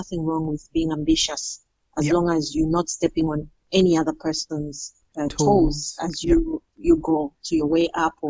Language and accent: English; Mukira, Copperbelt Province, Zambia; also born or lived in Kitwe, Zambia; I was born in Kitwe and I grew up in Mukira on the Copper Belt province, where I spent most of my formative years.